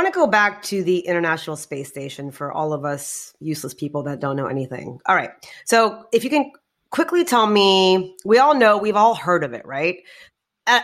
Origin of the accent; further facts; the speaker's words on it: India; I'm Indian.